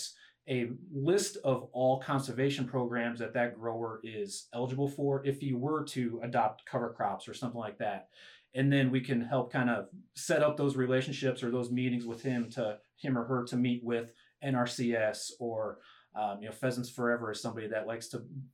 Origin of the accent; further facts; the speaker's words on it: Schuyler, Nebraska, United States; So I'm a Nebraska kid. I'm from Northeast Nebraska, the Schuyler area.